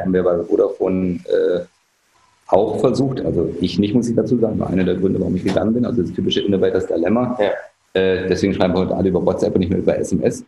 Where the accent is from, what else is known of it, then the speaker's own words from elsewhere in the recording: Germany; als Deutscher